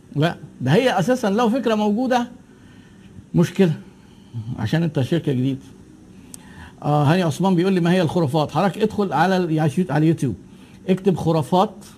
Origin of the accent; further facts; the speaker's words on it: Egypt; عندنا في مصر